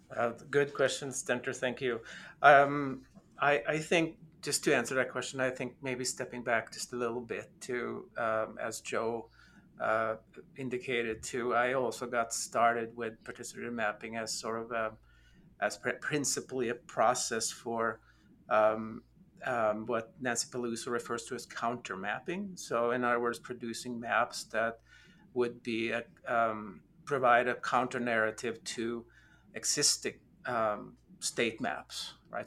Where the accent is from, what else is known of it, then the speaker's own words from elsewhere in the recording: Norway; also born or lived in United States; now in Austin, United States; I am originally from Norway. Um, I've been in the United States for a few years now